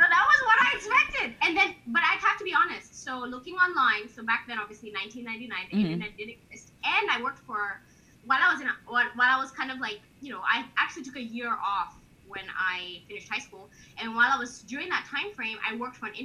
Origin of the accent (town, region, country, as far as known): Kenya; moved away as an adult; now in Corpus Christi, United States